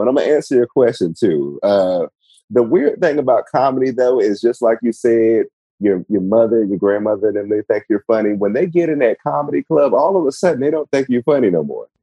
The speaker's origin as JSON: {"language": "English", "town": "Washington", "region": "District of Columbia", "country": "United States", "tie": "born or raised there", "also_born_or_lived": "North Carolina", "said": "I am from Washington D.C. originally"}